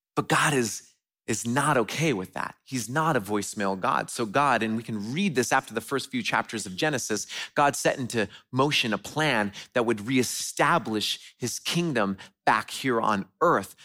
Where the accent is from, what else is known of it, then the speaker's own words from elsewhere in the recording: West Coast, United States; moved away; I grew up on the West Coast